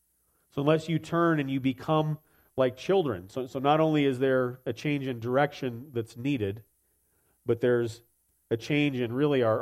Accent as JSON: {"language": "English", "country": "United States", "tie": "born there", "said": "because I subscribe to certain political views and because I was born in America, therefore I'm a Christian."}